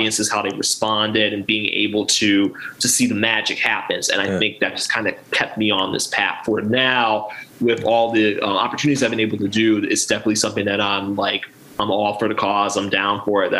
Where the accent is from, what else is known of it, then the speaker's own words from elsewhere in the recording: Baltimore, Maryland, United States; also born or lived in Aberdeen, Harford County, Maryland / Virginia; I am definitely born and raised in Maryland. I grew up on the Alameda section